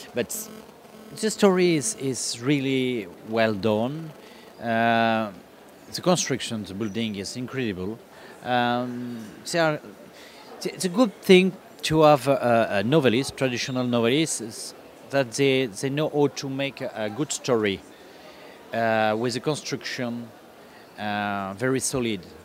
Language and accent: English; France; English is a second language; also born or lived in North Africa; it's not my my first language, but I am like all the French